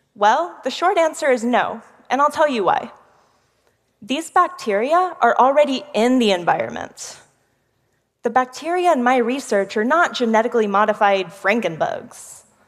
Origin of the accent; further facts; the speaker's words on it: Houston, Texas, United States; I'm from one of the most polluted cities in America Houston, Texas